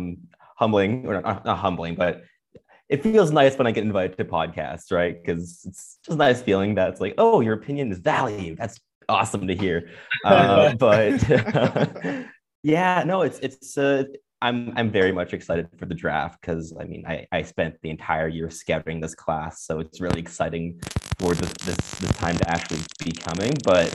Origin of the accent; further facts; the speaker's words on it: Montreal, Quebec, Canada; Despite growing up in Montreal, which is like, you think that's impossible, but it kind of just happened with me.